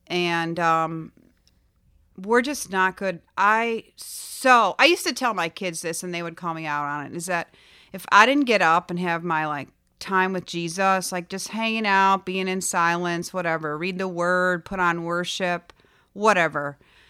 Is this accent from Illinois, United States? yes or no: yes; Chicago, Illinois, United States; now in Florida, United States; And in Florida, we don't have basements, but I grew up in Chicago and I had a basement.